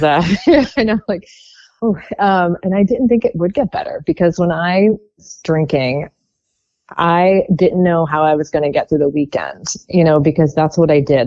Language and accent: English; Baltimore, Maryland, United States; also born or lived in Whiteford, Maryland / Towson, Maryland; I grew up just outside of Baltimore.